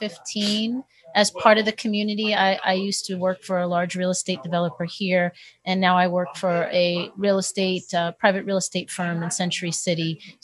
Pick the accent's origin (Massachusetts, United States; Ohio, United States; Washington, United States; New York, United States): New York, United States; now in Woodland Hills, United States; when I first moved to Woodland Hills, because I'm originally from New York.